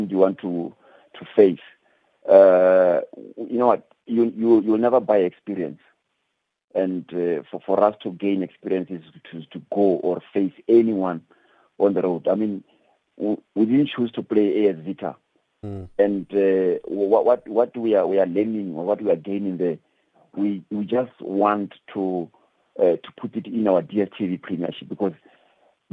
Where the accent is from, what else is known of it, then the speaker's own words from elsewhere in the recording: South Africa; as a South African